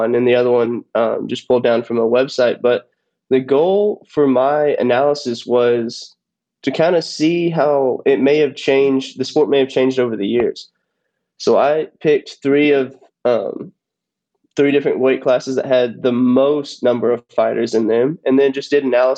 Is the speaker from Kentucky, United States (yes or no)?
yes; Bowling Green, Kentucky, United States; moved away as an adult; now in Nashville, United States; I'm from Bowling Green, Kentucky